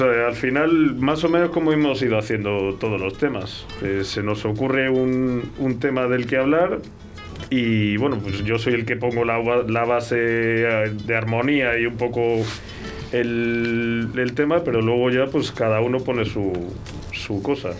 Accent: Castile and León, Spain; nosotros como castellanos

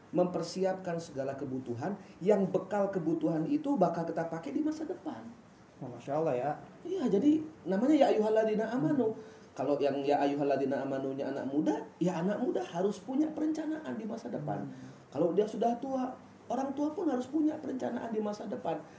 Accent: Mataram, West Nusa Tenggara, Indonesia; moved away as an adult; also born or lived in Bogor; now in Depok, Indonesia; saya bukan asli Depok Nizar. Saya merantau, kuliah dulu di eh, Bogor, aslinya Mataram Lombok, kuliah di Bogor dan sekarang berkeluarga dan berdomisili di Depok.

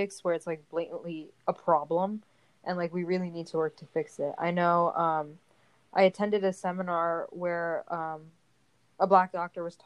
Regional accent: India; Being Indian

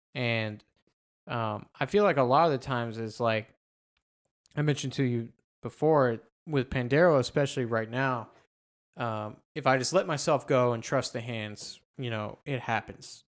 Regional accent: United States; being you know, an American and growing up in the American music system

